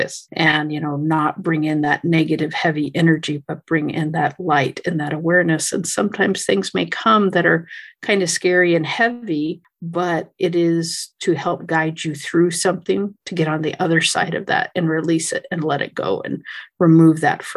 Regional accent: California, United States; I'm from California

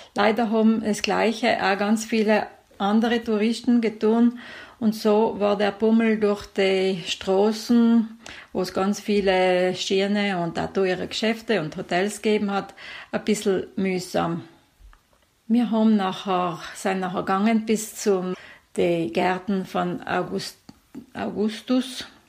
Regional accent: South Tyrol, Trentino-Alto Adige, Italy

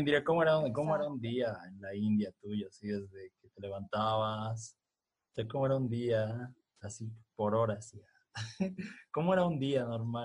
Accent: Bolivia; nosotros somos de Bolivia

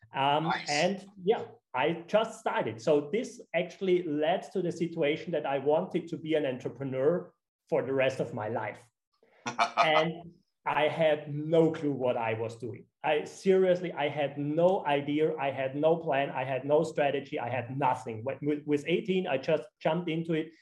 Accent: Austria; now in Sardinia, Italy; I'm originally from Austria

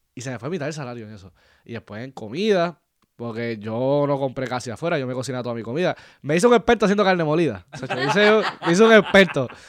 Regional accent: Puerto Rico; moved away as an adult; soy puertorriqueño

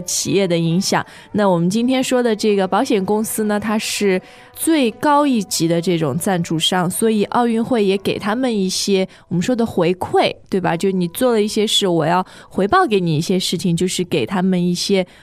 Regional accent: China; 我们中国的人太多了

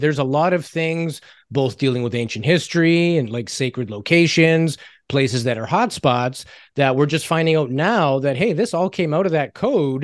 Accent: Canada; It's called being Canadian

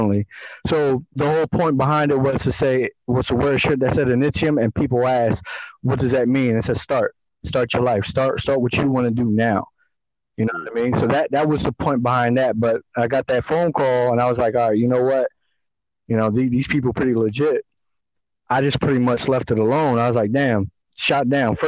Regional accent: Philadelphia, Pennsylvania, United States; Born and raised in Philadelphia

